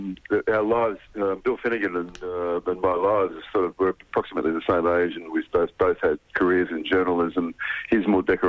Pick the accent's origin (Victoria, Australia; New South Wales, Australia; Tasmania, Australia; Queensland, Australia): New South Wales, Australia; Corrimal; Yeah, well, Corrimal on the Illawarra Coast, just near Wollongong. When I was a young kid, I thought it was pretty ordinary.